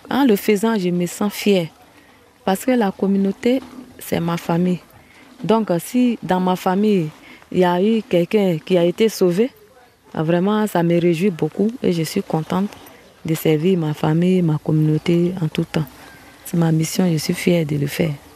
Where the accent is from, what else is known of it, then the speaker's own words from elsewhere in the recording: Djulé, near Logoualé, Montagnes, Côte d’Ivoire; moved away as an adult; now in Logoualé, Côte d'Ivoire; Je suis originaire de Djulé, à quelques kilomètres de l'Ouale, sur la route de Yaplé.